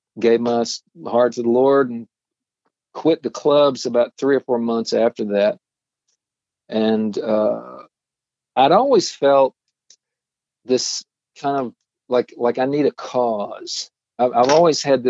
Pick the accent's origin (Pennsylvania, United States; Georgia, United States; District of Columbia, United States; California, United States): Georgia, United States; Atlanta; growing up in Atlanta